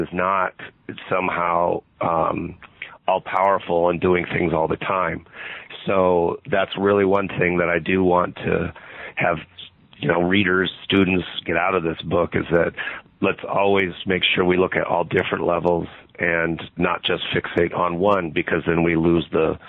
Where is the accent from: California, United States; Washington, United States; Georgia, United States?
California, United States; San Diego; I grew up in San Diego, and almost everybody took Spanish.